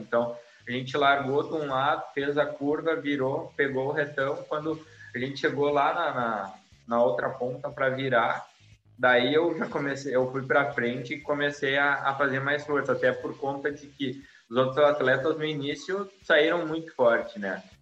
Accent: Sapiranga, Rio Grande do Sul, Brazil; eu sou natural de Sapiranga, né? Aí no Rio Grande do Sul

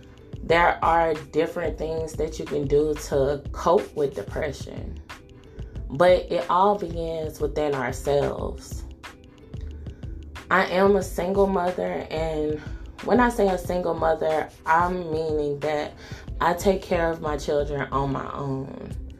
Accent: the South, United States; You know, like, I grew up in the South.

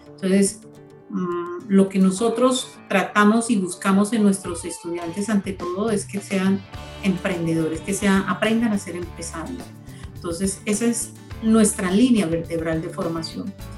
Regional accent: Colombia; nosotros también como colombianos

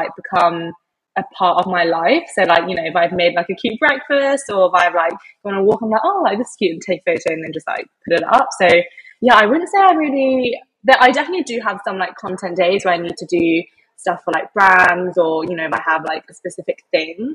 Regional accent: England, United Kingdom; moved away as an adult; now in Sydney, Australia; As you can probably tell from my accent, I'm originally from England. I was brought up there.

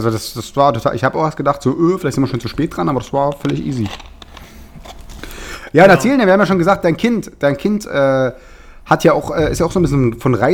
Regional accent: Berlin, Germany; Berliner, ich darf das.

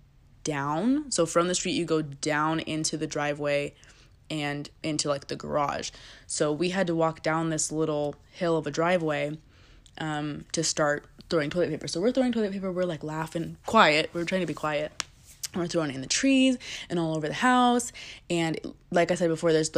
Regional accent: Northern California, United States; moved away; we're from Northern California, and our extended family still lives there

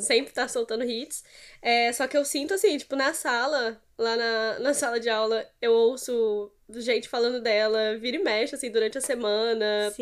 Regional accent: São Paulo, Brazil; now in Espírito Santo, Brazil; eu não sou capixaba, eu sou paulista

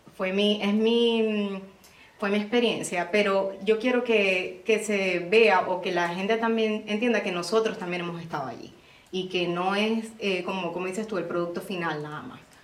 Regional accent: Maracaibo, Zulia, Venezuela; moved away as an adult; now in United States; también soy de Maracaibo, Venezuela

